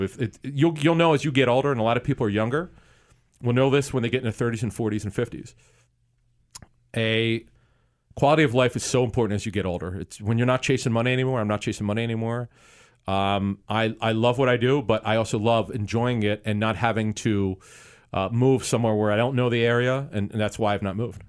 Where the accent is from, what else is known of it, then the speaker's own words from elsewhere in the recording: Philadelphia, Pennsylvania, United States; as a kid growing up in Philly, in the Philadelphia area